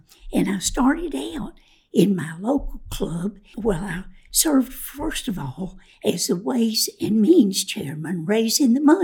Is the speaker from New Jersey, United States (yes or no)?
no; Winston-Salem, North Carolina, United States; also born or lived in Spencer, North Carolina; I grew up in Winston-Salem. We moved there the year before I started to school in the first grade.